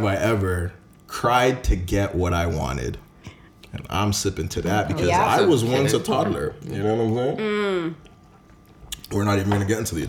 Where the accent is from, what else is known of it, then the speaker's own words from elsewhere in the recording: Jamaica; I am Jamaican